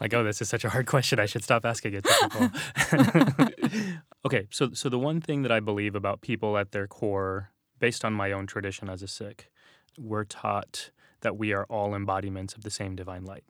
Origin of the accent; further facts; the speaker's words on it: San Antonio, Texas, United States; moved away; we grew up in San Antonio